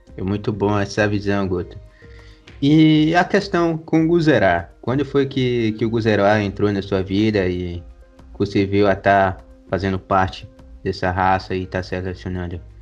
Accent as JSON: {"language": "Portuguese", "town": "Maracás", "region": "Bahia", "country": "Brazil", "tie": "born or raised there", "said": "na cidade de Maracás, onde eu nasci"}